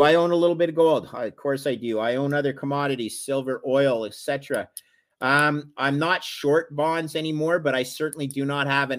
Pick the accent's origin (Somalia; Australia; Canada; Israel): Canada; I'm a Canadian